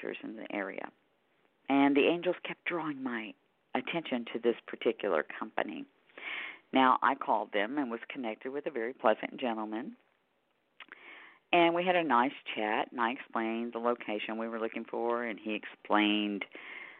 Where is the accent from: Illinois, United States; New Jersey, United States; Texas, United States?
Texas, United States; Houston; my hometown of Houston, Texas